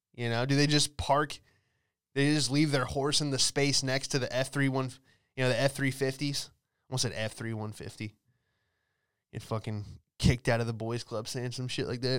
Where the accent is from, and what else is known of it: Los Angeles, California, United States; moved away as an adult; now in Florida, United States